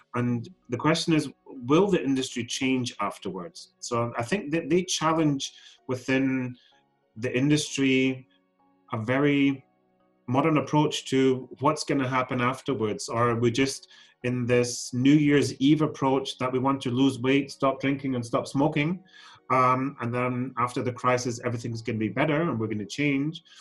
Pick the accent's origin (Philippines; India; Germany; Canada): Germany; also born or lived in Scotland; I'm Scottish born. So um, I was born and raised in Scotland, but grew up then in Germany